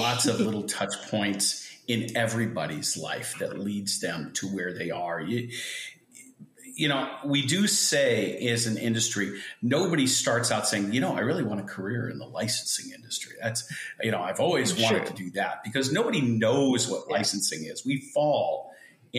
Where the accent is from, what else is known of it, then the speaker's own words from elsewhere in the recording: Fountain Valley, California, United States; also born or lived in New York City / Palos Verdes / San Diego; ultimately settled in the Orange County area of Fountain Valley. And I grew up there